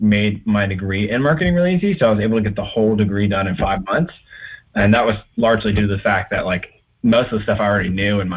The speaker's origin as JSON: {"language": "English", "region": "the South", "country": "United States", "tie": "born or raised there", "said": "Growing up in the South"}